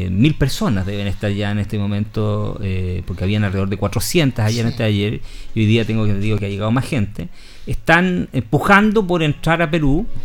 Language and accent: Spanish; Patagonia, Argentina; born there; no lo voy a saber yo que nací en la Patagonia.